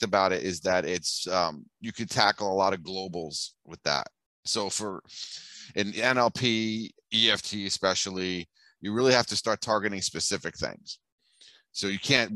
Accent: New York City, New York, United States; also born or lived in Bensonhurst / Old Mill Basin; now in Florida, United States; Brooklyn born and raised

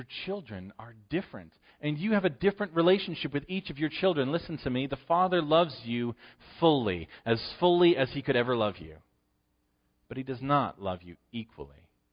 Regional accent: Western New York, United States; I'm from Western New York

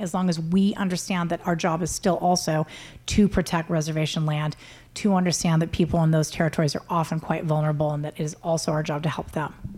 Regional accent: United States; I'm Native American.

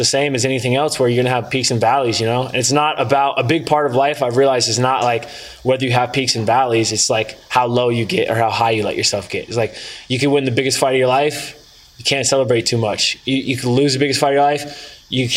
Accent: Northern California, United States; I grew up in Northern California

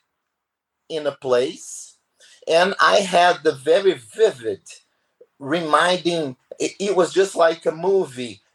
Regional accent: Brazil; I come and here from Brazil

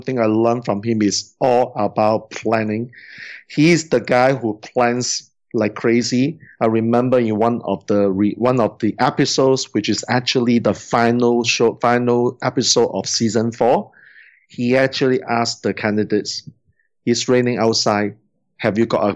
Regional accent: Singapore; I'm from Singapore

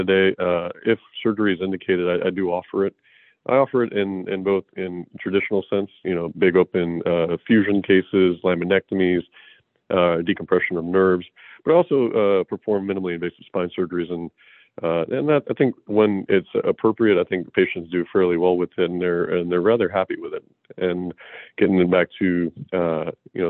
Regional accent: Florida, United States; moved away as an adult; also born or lived in Houston, Texas / Madison, Wisconsin; now in Austin, United States; I'm originally from Florida. I was raised in Florida

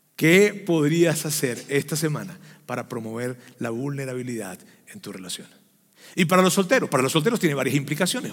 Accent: Venezuela; los que somos venezolanos sabemos que los diciembre lo que hay es gaita y es pan de jamón

